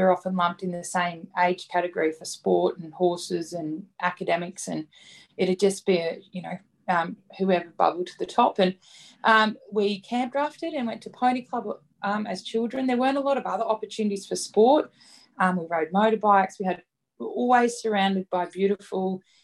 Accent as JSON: {"language": "English", "town": "Dirranbandi", "region": "Queensland", "country": "Australia", "tie": "born or raised there", "said": "I grew up at Dirranbandi"}